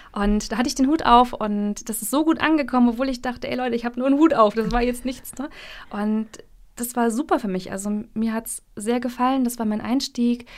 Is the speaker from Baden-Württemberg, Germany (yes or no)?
no; Mecklenburg-Vorpommern, Germany; moved away as an adult; also born or lived in Rostock; now in Jena, Germany; ich komme ursprünglich aus Mecklenburg und bin vor zweieinhalb Jahren nach Jena gezogen